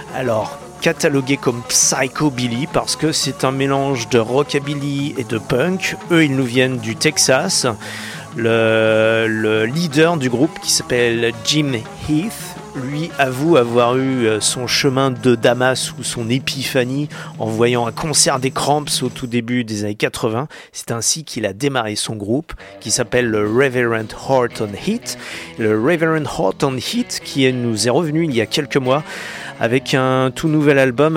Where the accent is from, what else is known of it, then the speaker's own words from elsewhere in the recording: France; chez nous en France